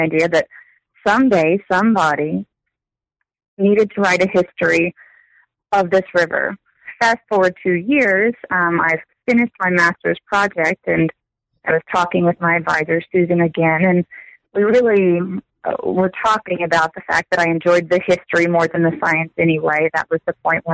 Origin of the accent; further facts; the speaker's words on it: Texas, United States; I grew up in Texas, so I've not traveled far